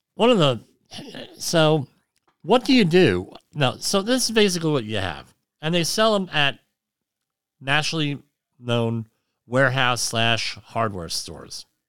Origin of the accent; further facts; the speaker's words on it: New Jersey, United States; now in Rockland County, New York, United States; I'm from New Jersey